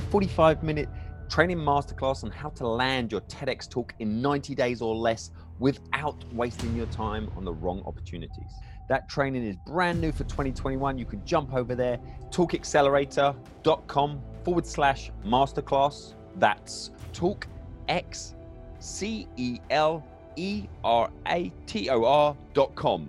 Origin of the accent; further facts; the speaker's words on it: Crawley, South East England, United Kingdom; I grew up in England, Crawley near Gatwick Airport, very multicultural environment